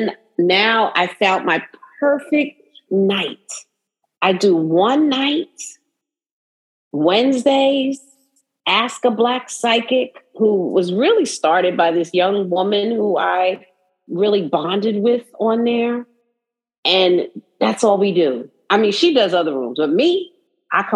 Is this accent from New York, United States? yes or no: yes; New York City, New York, United States; I'm from Brooklyn, right? So I consider myself, you know, a Brooklynite, but I'm also a New Yorker, right? You see how I say it? New Yorker